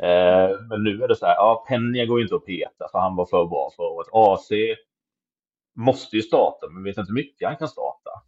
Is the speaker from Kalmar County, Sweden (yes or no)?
yes; Kalmar, Kalmar County, Sweden; moved away; also born or lived in Malmö; så är jag ju kalmarit